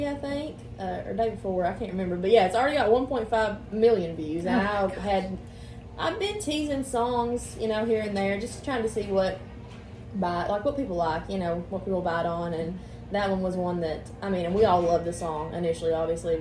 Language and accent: English; Eastern Kentucky, United States; moved away as an adult; now in Nashville, United States; I'm originally from Kentucky, Eastern Kentucky, and I've been in Nashville about 5 years.